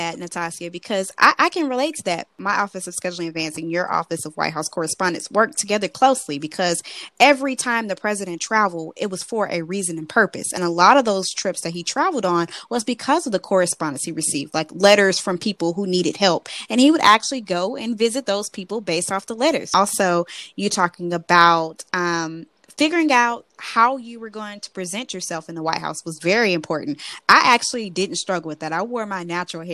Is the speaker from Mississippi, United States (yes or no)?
yes; Mississippi, United States; I was from the Mid-South area, Mississippi